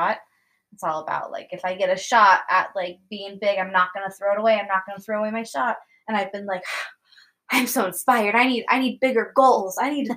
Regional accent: United States; We're American

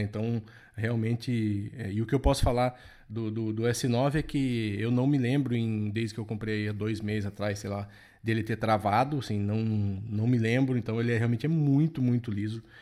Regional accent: interior of São Paulo, Brazil; eu sou aqui do interior de São Paulo

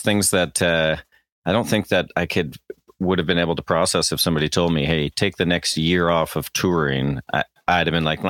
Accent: Canada; accent: Canadian; moved away as an adult; now in Chattanooga, United States; I still have my Canadian

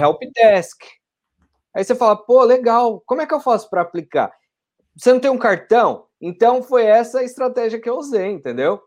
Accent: Franco da Rocha, São Paulo, Brazil; moved away as an adult; now in Perth, Australia; eu sou de Franco da Rocha, São Paulo. Pô. Fica a mais ou menos 30 quilômetros ali de São Paulo. É na zona metropolitana mais próximo de Jundiaí, então já vai mais indo para o interior

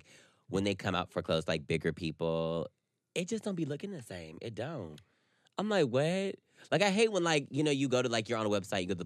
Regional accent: North Carolina, United States; I was raised in North Carolina

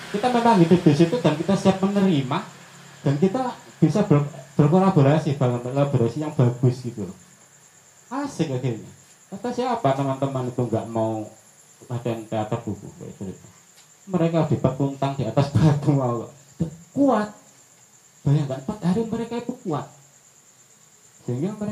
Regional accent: Lamongan, East Java, Indonesia; now in Bandung, Indonesia; terbukti saya sendiri orang Lamongan lewat di Lamongan berktp Bandung berkesenian di Gresik tetap asik aja

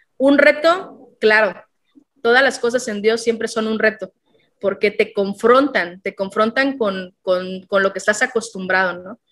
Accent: Tapachula, Chiapas, Mexico; also born or lived in Tlaxcala, Mexico; a los nueve años el trabajo de mi papá hizo que nos viniéramos a Tapachula

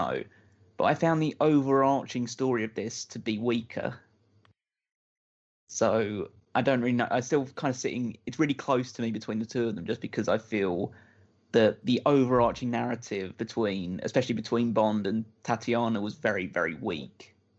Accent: United Kingdom; moved away; From Britain, with apathy.

